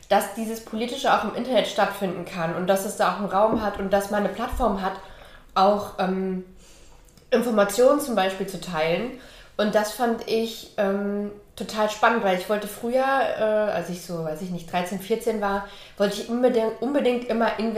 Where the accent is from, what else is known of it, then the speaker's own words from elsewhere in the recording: Hesse, Germany; also born or lived in East Germany; Ähm, ich bin im Osten geboren und in Westdeutschland in der Nähe von Frankfurt aufgewachsen.